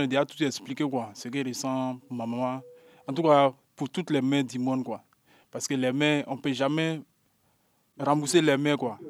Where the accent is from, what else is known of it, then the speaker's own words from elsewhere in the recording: Côte d’Ivoire; now in Paris, France; Je suis ivoirien.